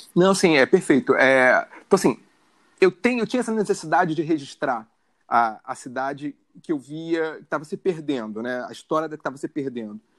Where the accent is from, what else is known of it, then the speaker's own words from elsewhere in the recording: Rio de Janeiro, Brazil; eu sou carioca, morador da zona norte do Rio de Janeiro, nasci em Bento Ribeiro